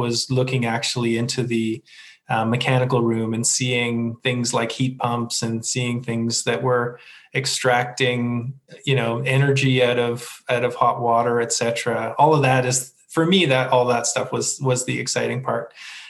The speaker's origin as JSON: {"language": "English", "country": "Canada", "said": "And, you know, as a Canadian, there's nothing better than walking your dog past the rink"}